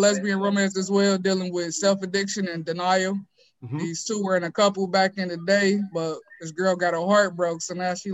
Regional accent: Ohio, United States; I'm from Ohio.

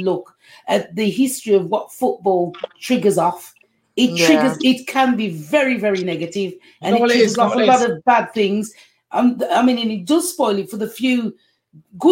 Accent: England, United Kingdom; I'm English

